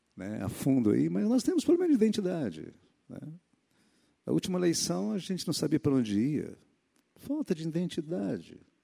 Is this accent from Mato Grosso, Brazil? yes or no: yes; Mato Grosso, Brazil; moved away; A minha infância foi no Mato Grosso